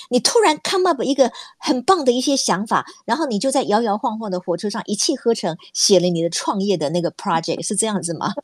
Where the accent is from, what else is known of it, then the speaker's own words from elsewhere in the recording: Kaohsiung, Taiwan; 我也是高雄人。然后呢，我们两个都念过高雄女中